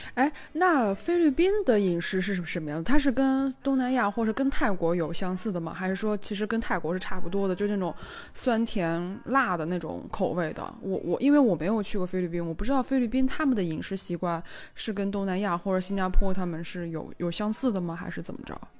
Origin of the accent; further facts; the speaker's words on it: China; 我们都是中国人